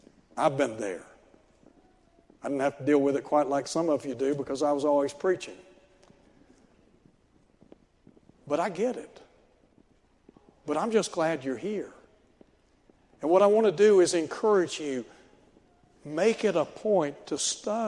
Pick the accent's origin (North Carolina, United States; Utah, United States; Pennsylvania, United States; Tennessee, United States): Tennessee, United States; Chattanooga; I grew up in Chattanooga